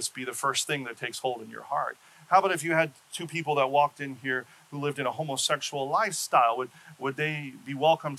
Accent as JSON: {"language": "English", "town": "Seattle", "region": "Washington", "country": "United States", "tie": "born or raised there", "moved": "yes", "said": "my home state of Seattle"}